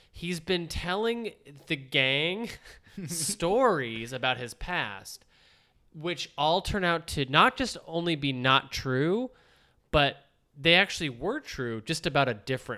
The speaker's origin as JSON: {"language": "English", "country": "United States", "said": "as an American white bread kid"}